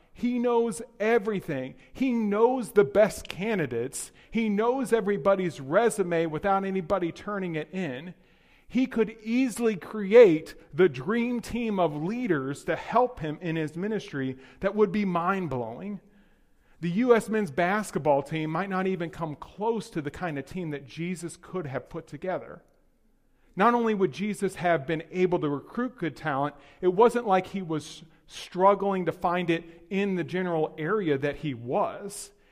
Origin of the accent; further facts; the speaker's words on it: Texas, United States; moved away; also born or lived in Hyde Park; I'm from Texas